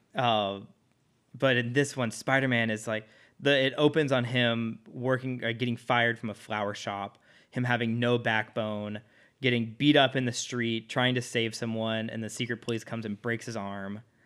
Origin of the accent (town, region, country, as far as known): Dallas, Texas, United States